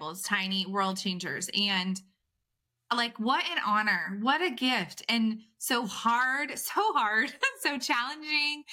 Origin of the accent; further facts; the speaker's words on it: California, United States; I'm from California